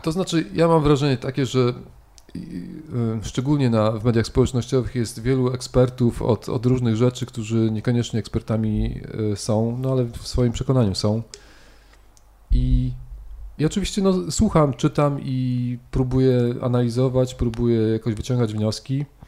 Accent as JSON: {"language": "Polish", "town": "Szczytno", "region": "Warmian-Masurian Voivodeship", "country": "Poland", "tie": "born or raised there", "moved": "as an adult", "said": "na malowniczej, malowniczej krainie, która się nazywa Mazury, w mieście Szczytno."}